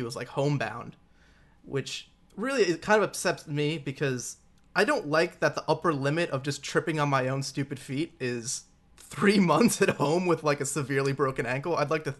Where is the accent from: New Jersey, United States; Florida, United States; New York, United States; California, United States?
New York, United States; Long Island; Yeah, so I grew up in Long Island, New York, maybe like 45 minutes out from the city, but in the suburbs